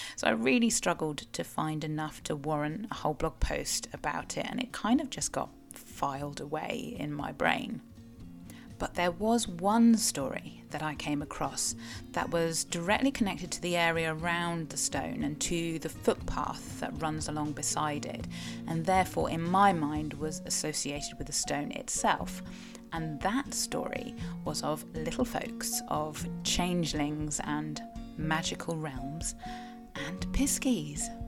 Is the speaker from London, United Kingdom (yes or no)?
no; South West England, United Kingdom; I am a Cornish writer and blogger and sometimes podcaster